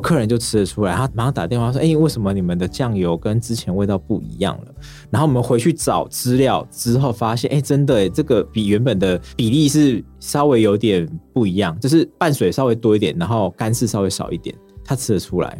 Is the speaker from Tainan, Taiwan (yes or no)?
no; Xiluo, Yunlin County, Taiwan; 我是从云林西罗的云林在地人